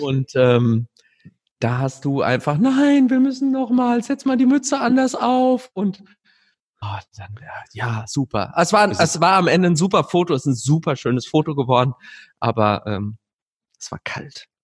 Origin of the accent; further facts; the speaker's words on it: Gelnhausen area, Hesse, Germany; moved away; ich entdecke auch was Neues in meiner Heimat. Ich bin jetzt zum ersten Mal von Gelnhausen nach Ronneburg gelaufen